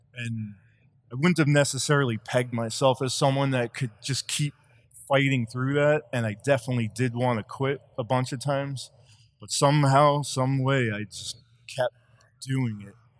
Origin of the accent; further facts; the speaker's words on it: Long Island, New York, United States; I grew up on Long Island